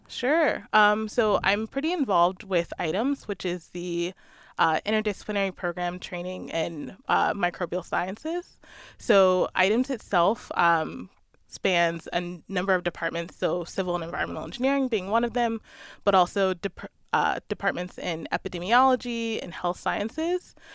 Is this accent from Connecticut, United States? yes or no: no; Maryland, United States; moved away; I grew up in Maryland near the Chesapeake Bay